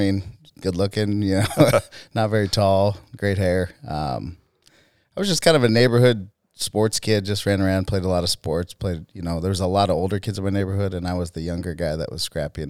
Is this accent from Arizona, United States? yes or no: yes; Peoria, Arizona, United States; also born or lived in Tucson; I grew up in Peoria.